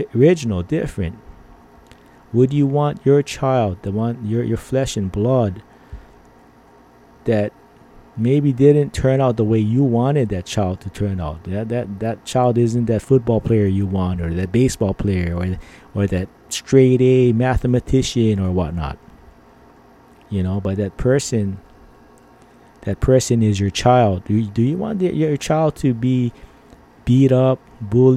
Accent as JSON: {"language": "English", "country": "Philippines", "said": "I'm Filipino."}